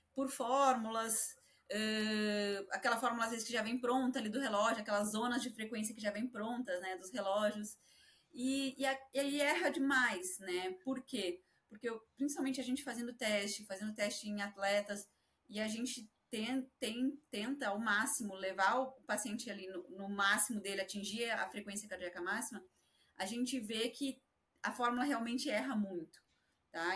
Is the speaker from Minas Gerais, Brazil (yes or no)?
no; Porto Alegre, Rio Grande do Sul, Brazil; moved away; A minha família lá em Porto Alegre